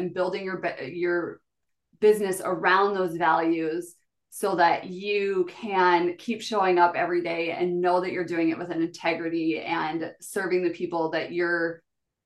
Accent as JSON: {"language": "English", "region": "South Dakota", "country": "United States", "tie": "born or raised there"}